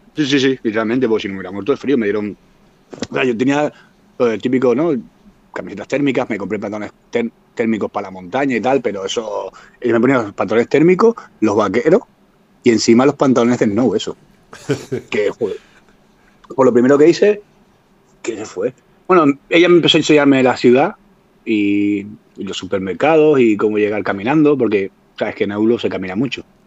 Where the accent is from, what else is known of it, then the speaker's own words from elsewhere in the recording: Tenerife, Canary Islands, Spain; moved away as an adult; now in Finland; yo vengo de Tenerife